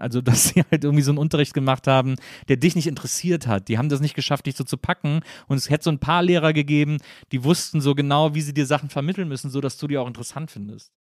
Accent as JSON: {"language": "German", "town": "Cologne", "region": "North Rhine-Westphalia", "country": "Germany", "said": "ich komme ja aus Köln"}